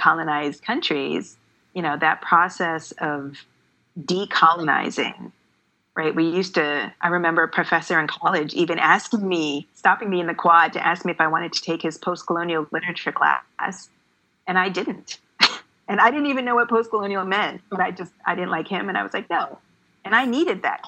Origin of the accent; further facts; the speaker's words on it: Canada; because I grew up in Canada, I grew up reading the classics